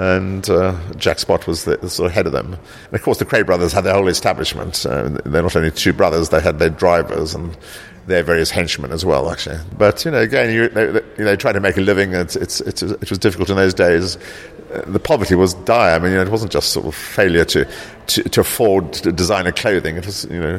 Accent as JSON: {"language": "English", "country": "South Africa", "tie": "born or raised there", "also_born_or_lived": "South Africa (born)", "moved": "yes", "lives_now": "London, United Kingdom", "said": "I grew up in South Africa"}